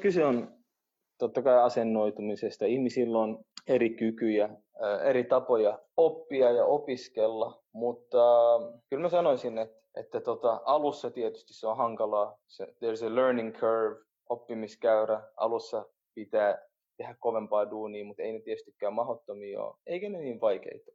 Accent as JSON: {"language": "Finnish", "town": "Helsinki", "region": "Uusimaa", "country": "Finland", "tie": "born or raised there", "first_language": "Oromo", "said": "mä oon syntynyt Suomessa, mun vanhemmat tuli Etiopiasta 75 päälle 40 vuotta sitten Suomeen"}